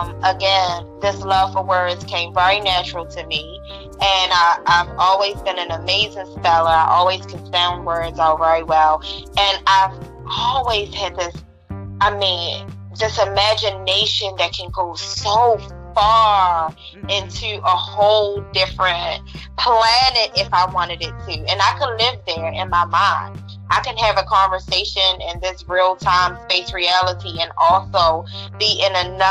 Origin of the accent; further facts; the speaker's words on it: Baltimore, Maryland, United States; now in San Diego, United States; I'm originally from Baltimore, Maryland, and I now live in San Diego, sunny California.